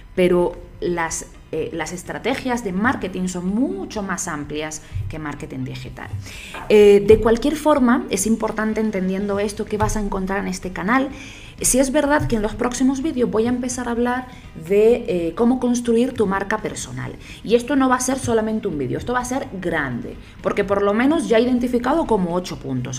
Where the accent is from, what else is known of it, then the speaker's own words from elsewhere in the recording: Canary Islands, Spain; moved away as an adult; also born or lived in Barcelona, Spain; now in Bogotá, Colombia; yo soy española, de Canarias